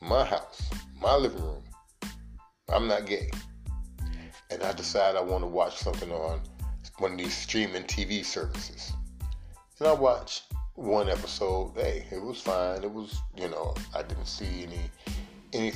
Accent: United States; I'm an American

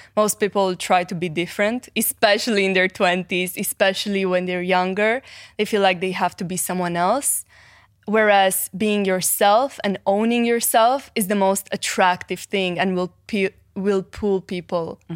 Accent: Cluj-Napoca, Cluj County, Romania; English is a second language; I was born in Romania mm-hmm. in a city called Cluj.

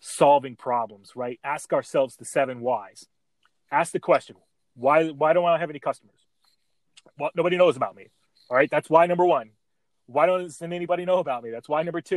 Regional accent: Midwest, United States; growing up in the Midwest

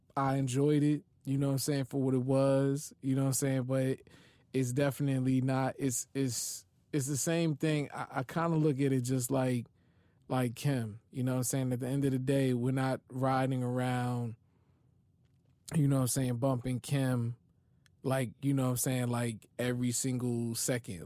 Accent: East Orange, New Jersey, United States; I'm from East Orange.

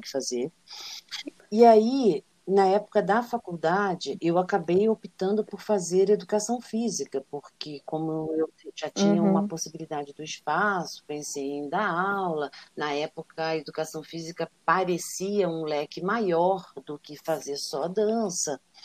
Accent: Niterói, Rio de Janeiro, Brazil; now in São Paulo, Brazil; Eu sou niteroiense, nasci em Niterói, minha família inteira é de Niterói, né? Apesar Sim. de que meu pai é de Valença, mas fui criada lá

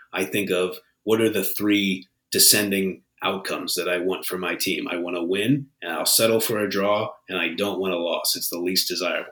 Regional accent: Northeast Ohio, United States; I'm from Northeast Ohio.

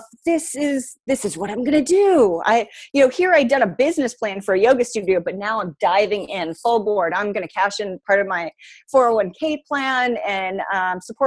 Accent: Boston, Massachusetts, United States; I'm from Boston

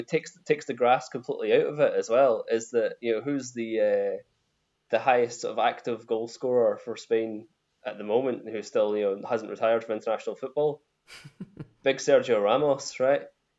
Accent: Scotland, United Kingdom; Having lived through 33 years of being Scottish

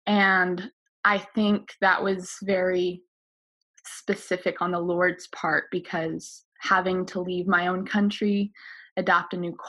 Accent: Costa Rica; also born or lived in Alaska; I was born in Alaska, kind of out in the middle of nowhere, but I was raised in Costa Rica, Central America, as a missionary kid.

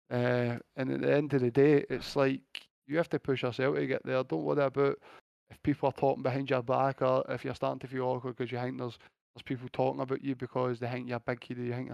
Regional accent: Blantyre, Scotland, United Kingdom; I'm a guy that's comes from Blantyre, a nowhere place in Scotland

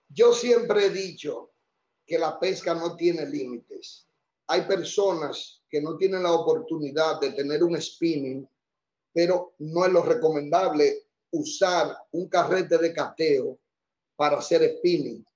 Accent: Santo Domingo, Distrito Nacional, Dominican Republic; yo nací eh, en San Lázaro. Esa es, viene siendo parte de la ciudad Intramuro, en la, ahí casi esquina Mercedes, en la Polvorín, casi esquina Mercedes. Ahí nací yo.

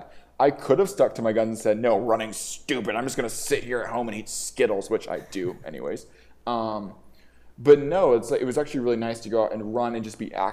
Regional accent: the South, United States; growing up in the South

